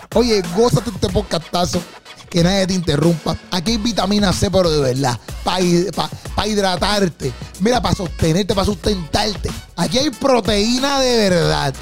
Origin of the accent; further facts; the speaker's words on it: Bayamón, Puerto Rico; somos de Bayamón